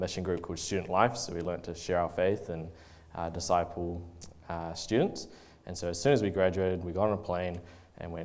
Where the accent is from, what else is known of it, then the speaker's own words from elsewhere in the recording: Oamaru, Otago, New Zealand; I grew up in Oamaru, not from a Christian family really at all